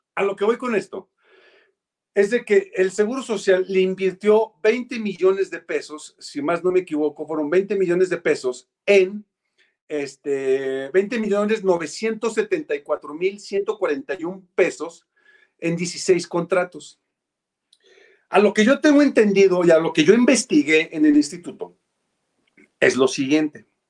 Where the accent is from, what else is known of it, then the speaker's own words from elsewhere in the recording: Mexico; hubiéramos hecho los mexicanos y las mexicanas